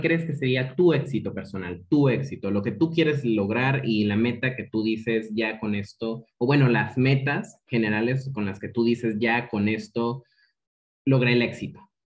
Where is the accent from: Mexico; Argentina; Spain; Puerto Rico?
Mexico; Chiapas; Yo soy chiapaneco